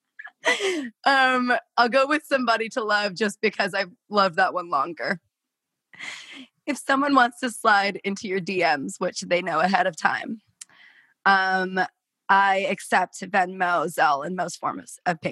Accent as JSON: {"language": "English", "town": "Portland", "region": "Oregon", "country": "United States", "tie": "born or raised there", "said": "I grew up in Portland, Oregon."}